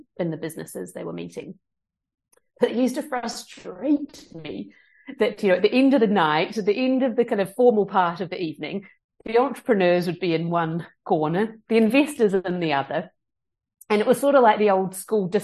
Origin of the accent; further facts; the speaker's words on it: New Zealand; moved away as an adult; now in London, United Kingdom; I am from New Zealand, and I immigrated to the UK in 2007 after my university studies